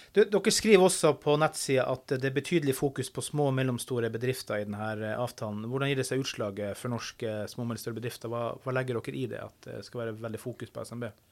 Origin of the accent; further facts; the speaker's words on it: Finnmark, Norway; jeg er fra Finnmark.